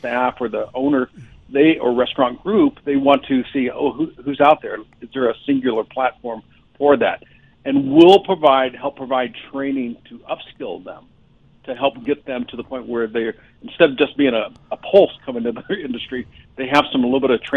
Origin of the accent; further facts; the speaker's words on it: Windsor, Colorado, United States; moved away as an adult; I grew up in Colorado, so I'm a Colorado native. I graduated from Windsor High School